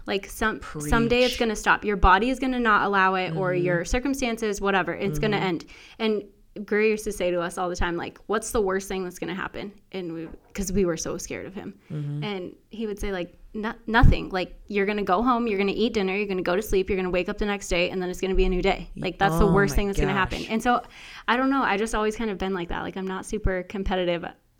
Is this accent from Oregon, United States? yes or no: no; Colorado, United States; So I came from Colorado, and I played here for 2 years